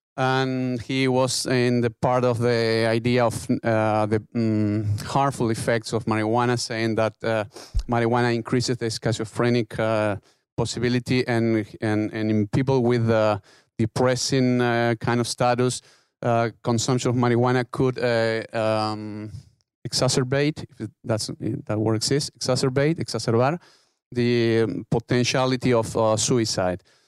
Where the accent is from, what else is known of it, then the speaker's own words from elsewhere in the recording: Uruguay; English is a second language; I'm from Uruguay